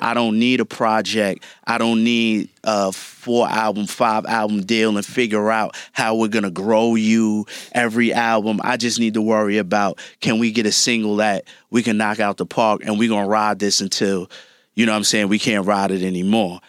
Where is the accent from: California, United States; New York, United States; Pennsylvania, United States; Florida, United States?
New York, United States; New York City; growing up in Brooklyn